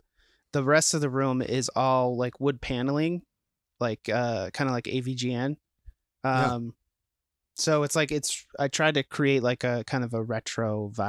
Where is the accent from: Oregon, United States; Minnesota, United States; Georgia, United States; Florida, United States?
Minnesota, United States; St. Paul; I am born and raised in St. Paul. I went to school for film. So I am a local film scholar.